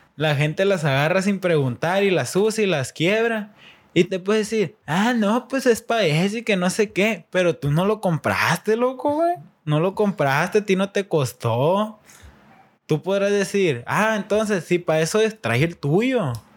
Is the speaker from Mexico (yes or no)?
yes; Mexico; nosotros como mexicanos